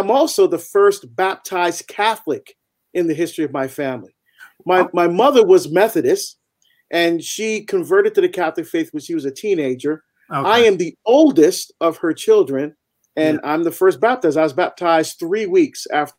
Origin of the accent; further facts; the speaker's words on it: Barbados; now in United States; I'm actually from Barbados. I was born in Barbados in the West Indies, and my family are first generation to come to the United States.